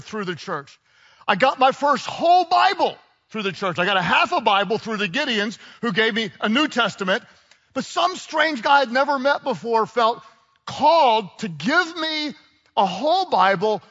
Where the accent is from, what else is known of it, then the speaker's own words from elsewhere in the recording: United States; also born or lived in Texas / Oklahoma; I grew up in Texas and in Oklahoma